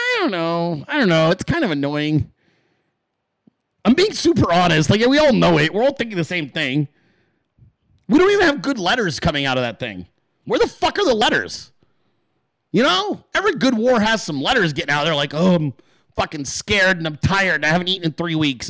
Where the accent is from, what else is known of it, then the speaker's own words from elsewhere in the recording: United States; as an American